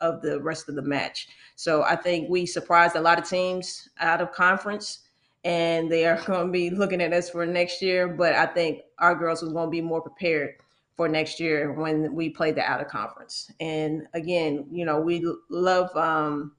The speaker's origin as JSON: {"language": "English", "town": "Nashville", "region": "Tennessee", "country": "United States", "tie": "born or raised there", "moved": "as an adult", "said": "I was from Nashville, Tennessee, and Tennessee State. I've been around my whole life, but I was trying to get out of the state of Tennessee."}